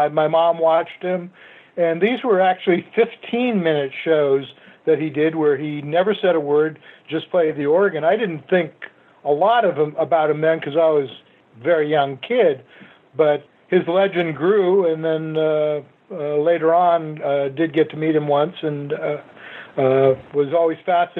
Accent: San Francisco, California, United States; As a child, I grew up in San Francisco

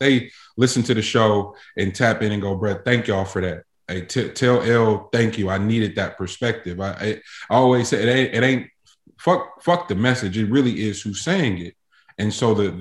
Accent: North Carolina, United States; I'm from North Carolina

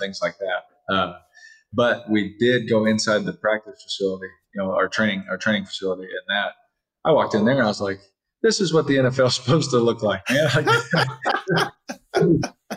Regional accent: Fresno, California, United States; also born or lived in Bakersfield, California / Houston, Texas / Oakland, California; now in Las Vegas, United States; A kid from Fresno, California, growing up in Fresno, Bakersfield, I lived in Houston.

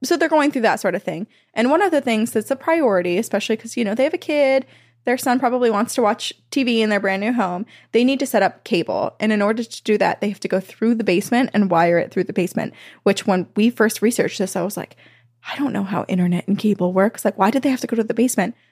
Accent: Vermont, United States; my childhood home growing up in Vermont

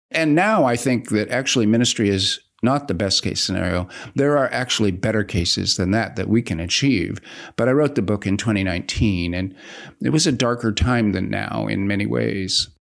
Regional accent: United States; being an American leftist

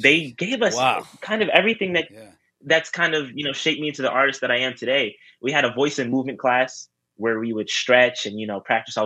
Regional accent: New York City, New York, United States; born and raised in New York, born in Rosedale, Queens, to be exact. But yeah, I've lived in New York my whole life.

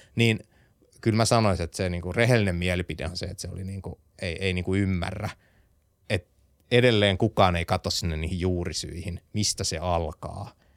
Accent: Vaasa, Ostrobothnia, Finland; ollaan samasta kaupungista lähtöisin, minä ja Visma, tai siis minä ja Starsoft

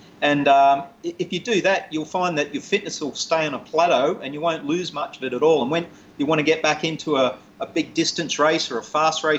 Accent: Australia; I'm Australian

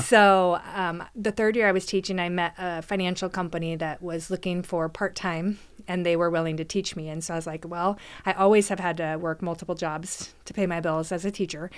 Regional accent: McMinnville, Oregon, United States; moved away as an adult; also born or lived in Newberg, Oregon; now in Canby, United States; I was born and raised in McMinnville, so another small town.

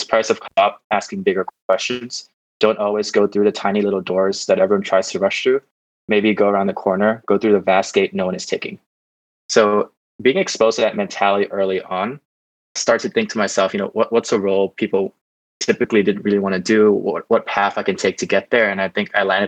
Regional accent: Bangkok, Thailand; also born or lived in California, United States; I grew up in Bangkok, spent my whole life growing up here

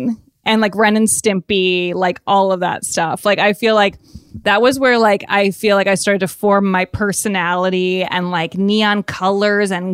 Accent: Evanston, Illinois, United States; I grew up in Evanston, Illinois, right outside of Chicago

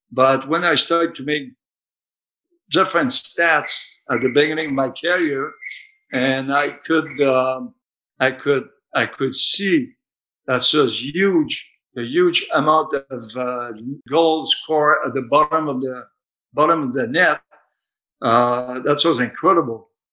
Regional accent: Canada; I'm coming from Canada

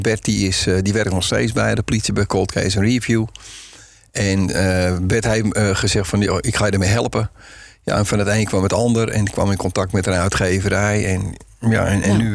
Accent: Zandvoort, North Holland, Netherlands; ik kom uit Zandvoort vandaan

